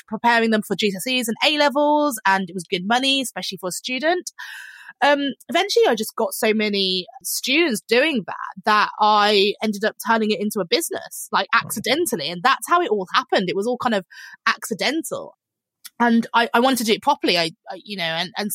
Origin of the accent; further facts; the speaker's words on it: Birmingham, West Midlands, United Kingdom; moved away as an adult; also born or lived in London; I was originally from Birmingham and I moved to London